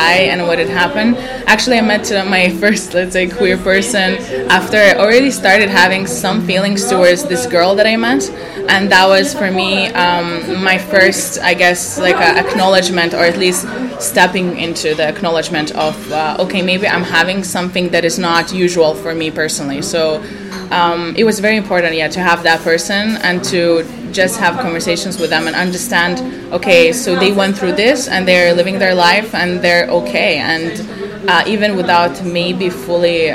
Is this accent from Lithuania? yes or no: yes; Lithuania; moved away as an adult; I'm coming from Lithuania. I grew up in a very small village around 50 kilometers from the capital